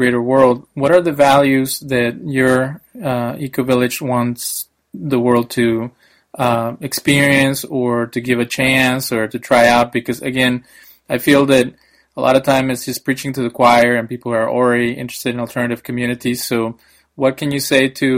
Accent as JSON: {"language": "English", "country": "Mexico", "said": "I'm from Mexico, and, you know, it's a third world country, very polluted"}